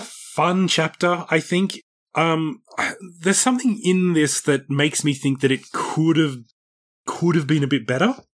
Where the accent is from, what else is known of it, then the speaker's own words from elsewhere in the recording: Australia; moved away; also born or lived in Japan; as an Australian